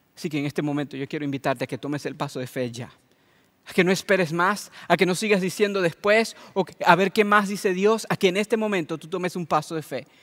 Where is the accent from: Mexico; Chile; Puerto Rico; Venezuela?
Venezuela; moved away; el país donde yo nací y crecí. Yo soy de Venezuela